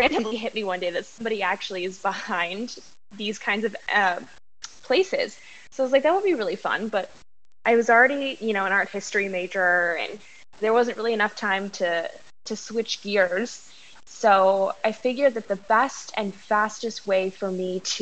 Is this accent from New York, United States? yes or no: no; Las Vegas, Nevada, United States; now in Macau, China; I am originally from Las Vegas, but I currently live in Macau